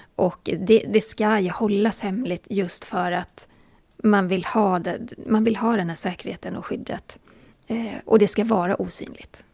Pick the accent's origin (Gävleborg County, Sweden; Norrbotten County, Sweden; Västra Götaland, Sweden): Västra Götaland, Sweden; Borås; jag är från Borås och jag har hela mitt liv sagt intervju